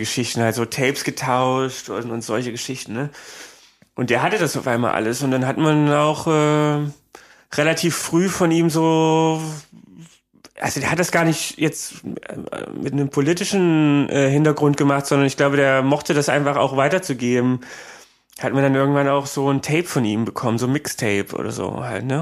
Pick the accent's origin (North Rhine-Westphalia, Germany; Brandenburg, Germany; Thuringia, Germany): Thuringia, Germany; Creuzburg; moved away as an adult; also born or lived in Eisenach; now in Berlin, Germany; bei uns in Eisenach, also das war die nächstgrößere Stadt von Kreuzburg, die war so zehn Kilometer weg